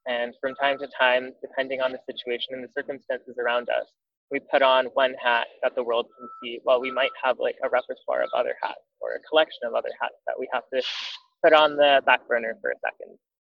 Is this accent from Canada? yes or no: yes; Canada; also born or lived in New Jersey, United States; I was born in the United States, in New Jersey, and I grew up in Canada. But then when I'm in the community here, in the Francophone community, I sometimes feel like, oh, well, I'm not really a Francophone because my parents don't speak French. I come from a French immersion program.